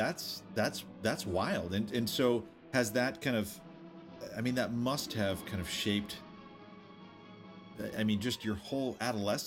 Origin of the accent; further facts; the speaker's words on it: New England, United States; moved away as an adult; I grew up in New England, but I turned 18. I got the hell out of there.